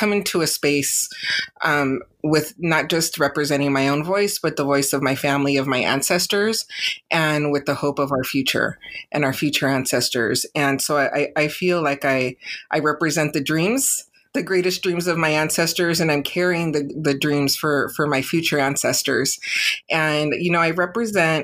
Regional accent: San Diego, California, United States; I'm born and raised in San Diego, California

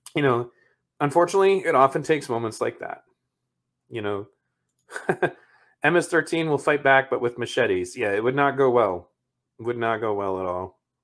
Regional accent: Michigan, United States; my home state of Michigan

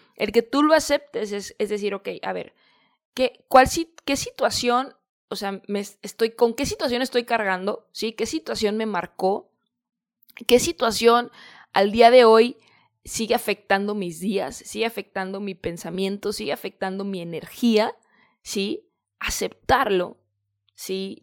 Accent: Guadalajara, Jalisco, Mexico; moved away as an adult; also born or lived in San Diego, California; regreso acá a Guadalajara, que es de donde yo soy, de México

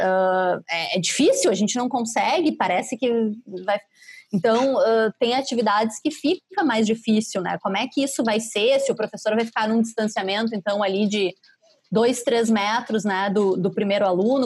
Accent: Caxias do Sul, Rio Grande do Sul, Brazil; moved away; Caxias, lá minha terra

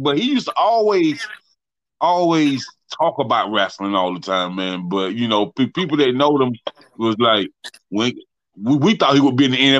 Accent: Saluda, South Carolina, United States; I'm from Saluda, South Carolina

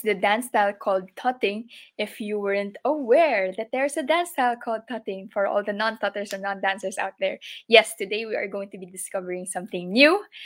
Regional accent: Philippines; I am an artist from the Philippines

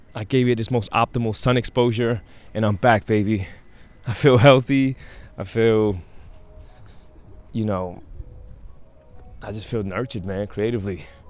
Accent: New York City, New York, United States; the violent neighborhood that I that I was raised in in Brownsville

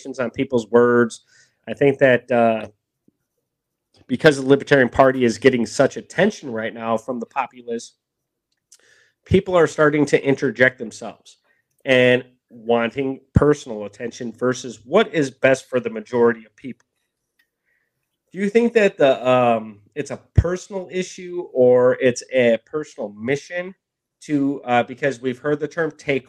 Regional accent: Milwaukee, Wisconsin, United States; I grew up in Milwaukee

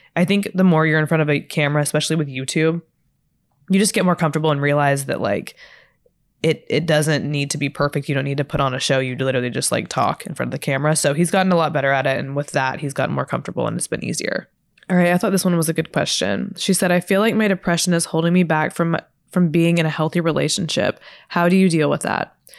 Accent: Texas, United States; now in Los Angeles, United States; I'm from Texas

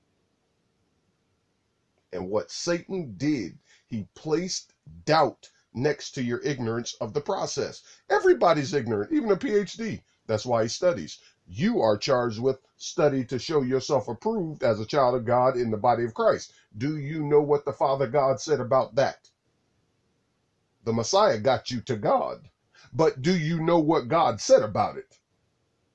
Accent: United States; I'm an American citizen

